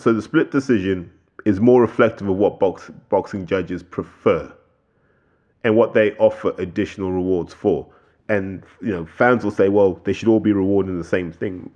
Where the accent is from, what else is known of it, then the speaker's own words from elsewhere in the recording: United Kingdom; as British boxing fans